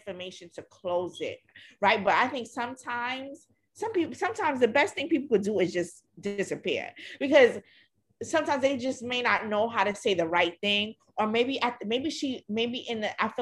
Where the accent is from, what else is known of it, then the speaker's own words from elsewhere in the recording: New York, United States; growing up in New York.